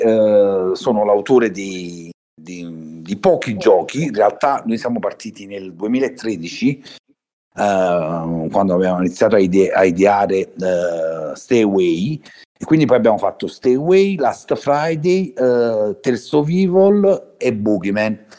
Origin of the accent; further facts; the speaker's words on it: Naples, Campania, Italy; da Napoli